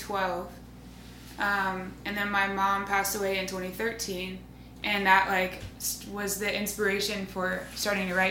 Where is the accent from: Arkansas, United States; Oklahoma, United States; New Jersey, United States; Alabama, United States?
Alabama, United States; Birmingham; I'm born and raised in Birmingham, Alabama